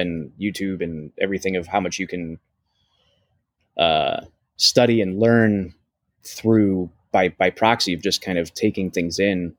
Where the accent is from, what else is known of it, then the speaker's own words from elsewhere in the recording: Ohio, United States; moved away; growing up in Ohio, you don't realize what's possible